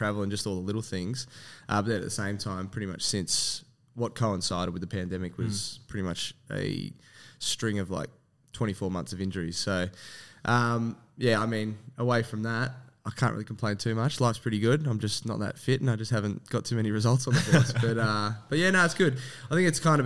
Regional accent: Melbourne, Victoria, Australia; also born or lived in Werribee / Newport; So I have always been Western Suburbs. So early on, I actually grew up in Werribee early on, and then probably when I was 11, moved to Newport, and then from 11 until 25, I was kind of Newport, Altona North, Yarraville.

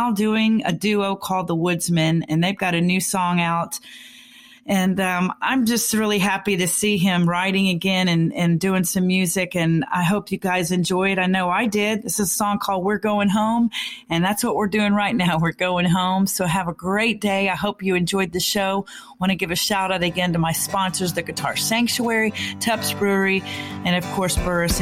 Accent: McKinney, Texas, United States; accent: Texan; McKinney, Texas, which is my hometown

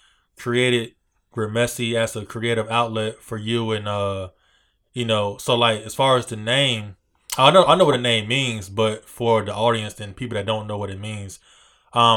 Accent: Hampton area, Virginia, United States; you say you're from this area, which I am too

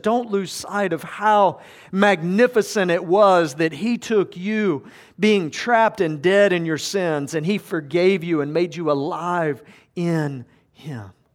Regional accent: Georgia, United States; I grew up in Georgia

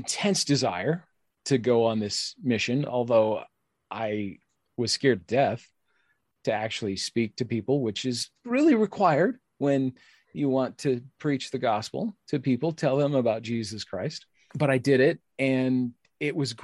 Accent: United States; I've just always had this intense pride of being American

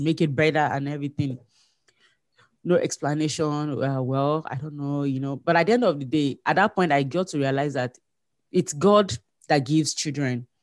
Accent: Nigeria; moved away as an adult; now in Manitoba, Canada; I'm a Nigerian

